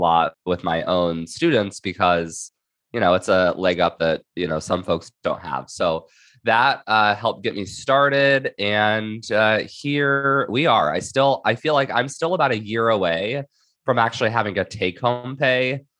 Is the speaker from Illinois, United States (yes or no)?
no; Indiana, United States; moved away as an adult; now in San Diego County, United States; I am originally from Indiana, and I moved out to Southern California for law school